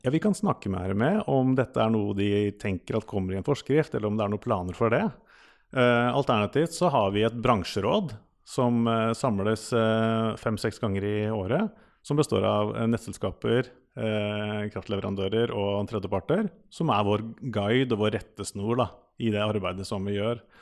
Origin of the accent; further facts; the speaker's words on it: Rømskog, Viken, Norway; Jeg er fra Rømskog. Eh, Rømskauen kaller vi det.